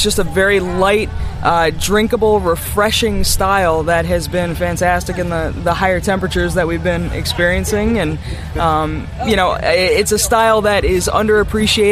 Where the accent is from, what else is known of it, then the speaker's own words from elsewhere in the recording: Dartmouth, Massachusetts, United States; I'm from Dartmouth, Massachusetts